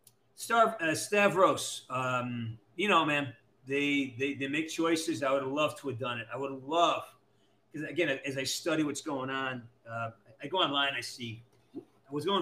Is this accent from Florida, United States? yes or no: no; Western Massachusetts, United States; I'm from Western Massachusetts where the leaves change